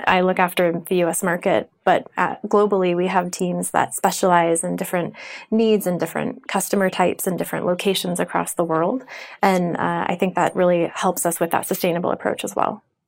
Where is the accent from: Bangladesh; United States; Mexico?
United States; I'm American